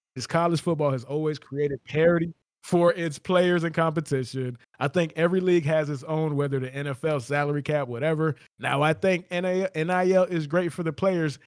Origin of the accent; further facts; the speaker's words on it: South Florida, United States; I'm from South Florida